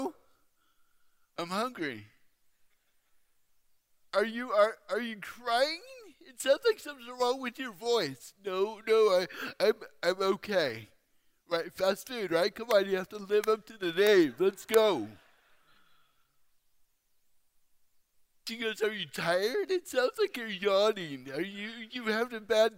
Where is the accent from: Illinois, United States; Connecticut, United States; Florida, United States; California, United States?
California, United States; Fairfield; now in Phoenix, United States; I grew up in Fairfield. But now I live in Phoenix